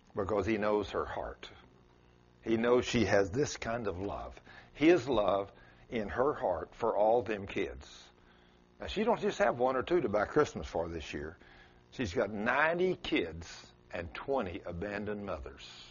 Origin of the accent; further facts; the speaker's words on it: South Texas, United States; accent: South Texas; It's South Texas in me